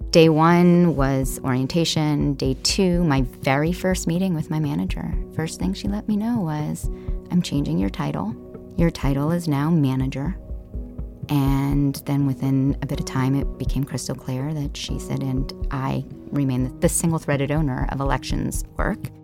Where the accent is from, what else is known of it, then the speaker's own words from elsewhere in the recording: Palo Alto, California, United States; also born or lived in Kenya; I grew up here in the Silicon Valley.